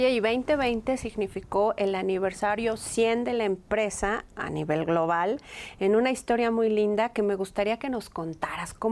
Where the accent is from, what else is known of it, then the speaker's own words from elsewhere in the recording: Colombia; moved away as an adult; now in Mexico; yo soy colombiana